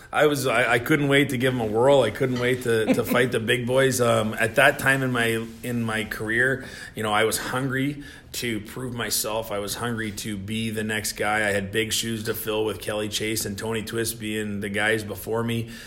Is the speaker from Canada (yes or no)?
yes; Moose Jaw, Saskatchewan, Canada; moved away as an adult; also born or lived in Minot, North Dakota / Worcester, Massachusetts; now in St. Louis, United States; I played two years in my hometown of Moose